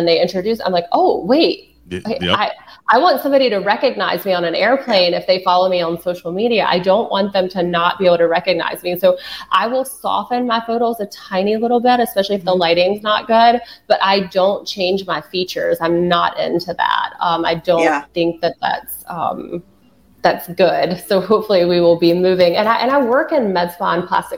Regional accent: the Carolinas, United States; I'm from the Carolinas

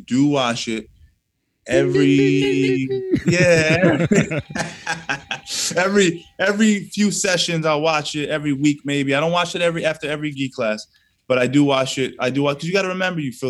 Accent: Yonkers, New York, United States; I was born in Southwest Yonkers

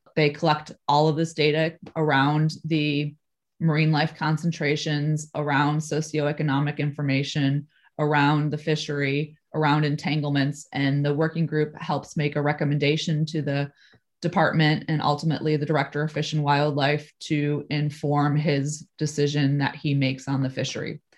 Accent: Midwest, United States; moved away as an adult; now in California, United States; I came from the Midwest.

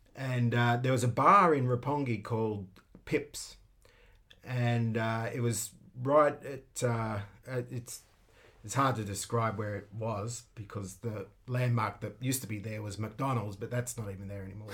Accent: Sydney, New South Wales, Australia; now in Tokyo, Japan; I'm from the northwestern part of Sydney, a place called the Hills District.

